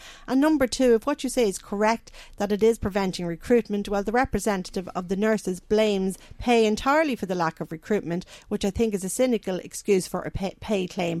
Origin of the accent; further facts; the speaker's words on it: Dundalk, Leinster, Ireland; I'm from Dundalk, and anybody I've spoken to in Dundalk thinks it's mad.